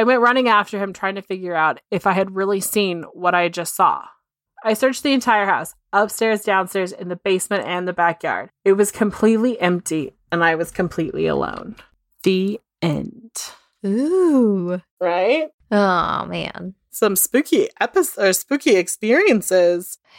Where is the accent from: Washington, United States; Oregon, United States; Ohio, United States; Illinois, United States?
Washington, United States; Tukwila; I grew up in Tuckawilla, Washington, most famously known for the Green River Killer, Gary Ridgway, as my city was his dumping grounds for many years. It's about a 15 20 minute drive from downtown Seattle.